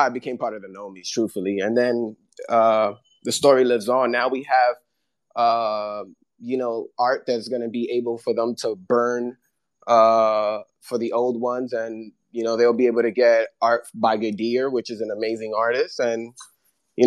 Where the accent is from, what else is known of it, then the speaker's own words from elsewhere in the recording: New York, United States; I'm from New York, so I feel like I've been adapted to a lot of different cultures